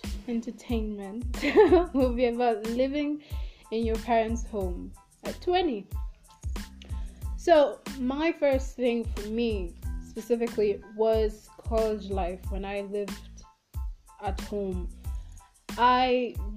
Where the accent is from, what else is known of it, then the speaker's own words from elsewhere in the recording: Kenya; I'm African, and specifically I'm from Kenya